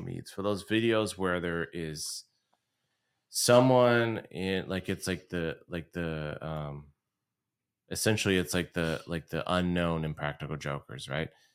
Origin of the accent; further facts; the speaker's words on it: Southern California, United States; we're from Southern California